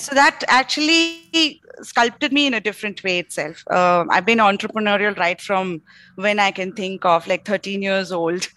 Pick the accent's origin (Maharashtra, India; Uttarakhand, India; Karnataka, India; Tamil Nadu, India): Karnataka, India; Bangalore; also born or lived in Mangalore; while I was born in Mangalore, I grew up completely in Bangalore